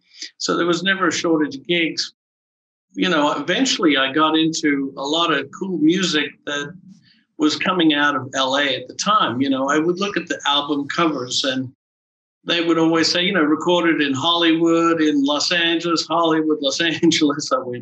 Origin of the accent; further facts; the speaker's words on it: Canberra, Australian Capital Territory, Australia; moved away as an adult; I grew up in Canberra, and it was a beautiful place to grow up at the time.